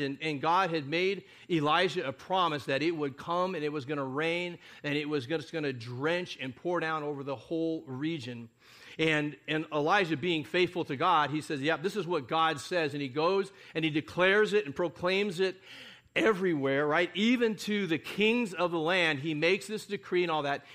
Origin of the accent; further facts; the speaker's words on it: United States; we're, uh, Americans, most of us